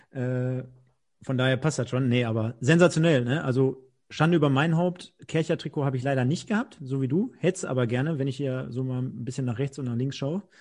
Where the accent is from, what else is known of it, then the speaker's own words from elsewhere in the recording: Duisburg, North Rhine-Westphalia, Germany; ja, wir sind Duisburger, wir kommen hier aus dem Pott, wir identifizieren uns mit dem Verein